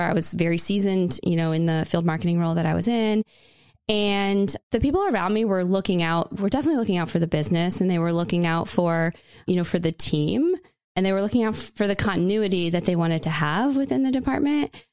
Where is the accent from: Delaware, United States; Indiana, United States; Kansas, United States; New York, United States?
Indiana, United States; Indiana, which was my, my home state